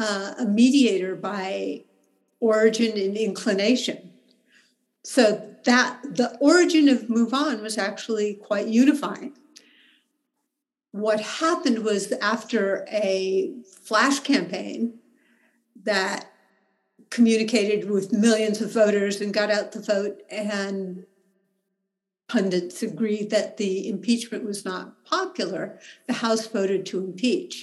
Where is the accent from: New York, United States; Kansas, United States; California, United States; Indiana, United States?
California, United States; Berkeley; I live in Berkeley. I was born in Berkeley.